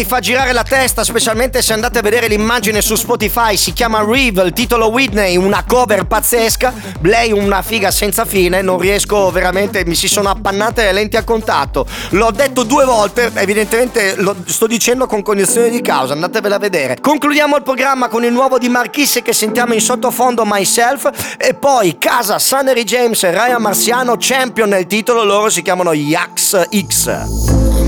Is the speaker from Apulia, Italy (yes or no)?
yes; Apulia, Italy